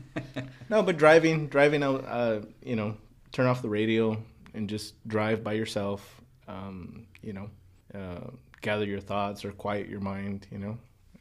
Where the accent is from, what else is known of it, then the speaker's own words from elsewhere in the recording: Los Angeles, California, United States; especially growing up in Boyle Heights, you don't get to talk to people who are involved in business decisions, planning, working with a lot of people.